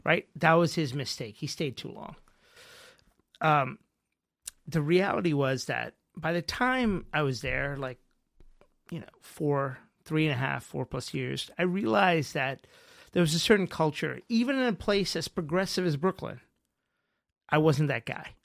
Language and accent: English; Mumbai, Maharashtra, India; moved away; also born or lived in New York; I was born in Bombay